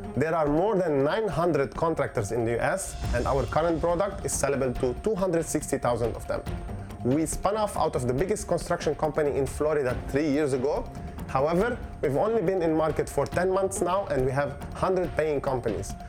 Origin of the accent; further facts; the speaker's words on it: Beirut, Beirut Governorate, Lebanon; moved away; I come from Lebanon, Beirut, Lebanon.